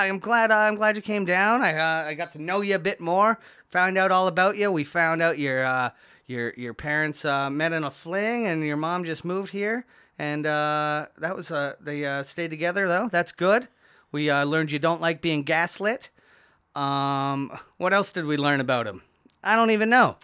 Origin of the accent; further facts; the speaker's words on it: St. Catharines, Ontario, Canada; I was born at in Saint Catharines